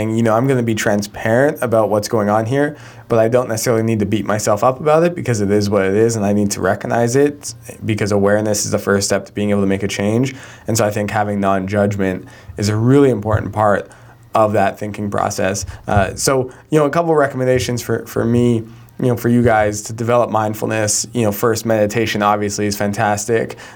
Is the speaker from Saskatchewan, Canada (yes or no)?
no; Calgary, Alberta, Canada; my hometown of Calgary, where I grew up